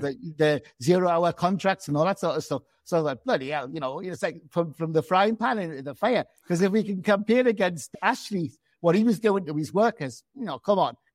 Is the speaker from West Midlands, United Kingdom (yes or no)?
no; Gateshead, North East England, United Kingdom; also born or lived in London; I'm from Gateshead